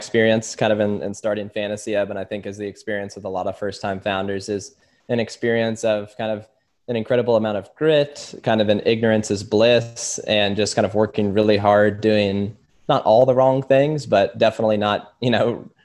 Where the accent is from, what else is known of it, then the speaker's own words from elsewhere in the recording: Louisville, Kentucky, United States; also born or lived in Lexington, Kentucky / Austin, Texas; I'm from Louisville. I lived most of my life here